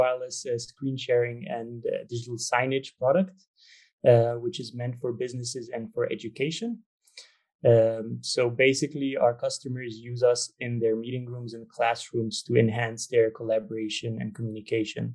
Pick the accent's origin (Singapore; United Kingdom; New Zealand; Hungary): Hungary; moved away; also born or lived in Copenhagen, Denmark; I'm from Hungary originally, but I lived in Denmark, in Copenhagen for quite a while